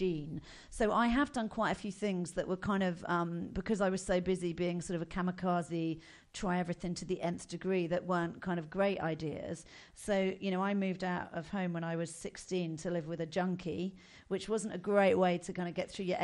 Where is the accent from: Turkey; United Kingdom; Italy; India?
United Kingdom; Buckinghamshire, South East England; Where did I grow up? In Buckinghamshire.